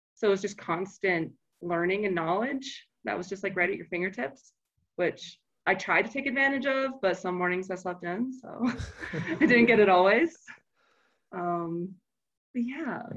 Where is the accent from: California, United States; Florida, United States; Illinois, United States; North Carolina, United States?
Florida, United States; now in Colorado, United States; we grew up in Florida